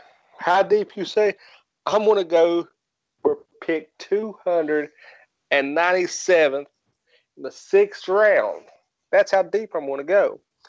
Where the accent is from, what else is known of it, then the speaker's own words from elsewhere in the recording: West Virginia, United States; accent: Southern; I'm from West Virginia. I have a Southern accent.